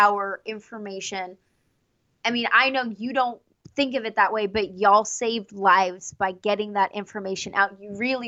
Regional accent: Houston, Texas, United States; moved away as an adult; now in Knoxville, United States; I grew up in Houston

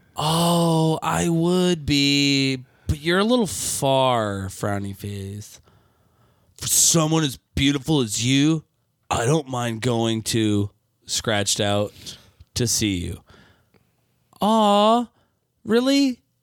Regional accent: Michigan, United States; Michigan, my home state

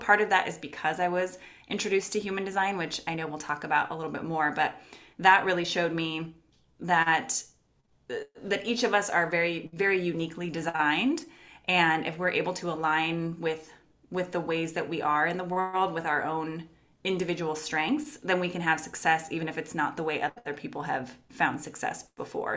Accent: Los Angeles, California, United States; moved away as an adult; now in Portland, United States; I moved from Los Angeles, California, which is where I'm from, to Portland, Oregon.

